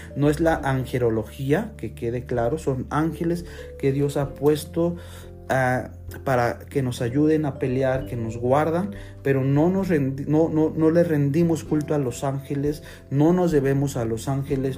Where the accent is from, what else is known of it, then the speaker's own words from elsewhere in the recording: Mexico; Los que somos de México